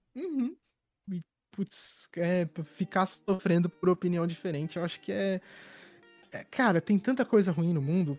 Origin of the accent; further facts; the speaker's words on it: São Paulo, Brazil; Eu sou de São Paulo